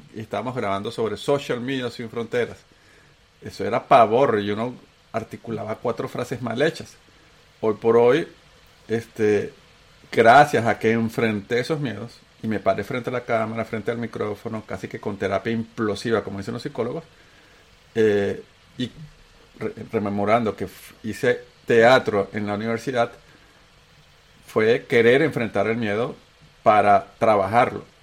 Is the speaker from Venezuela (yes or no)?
yes; Venezuela; accent: Venezuelan; moved away as an adult; also born or lived in Antioquia, Colombia / Bogotá, Colombia / Chile / United States; tengo acento venezolano, porque soy un paisa que sus papás se lo llevaron de tres años a Venezuela